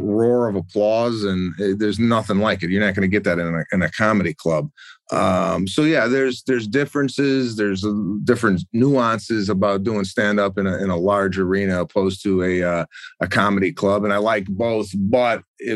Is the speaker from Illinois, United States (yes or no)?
yes; Arlington Heights, Illinois, United States; moved away as an adult; I grew up in Arlington Heights and that's my hometown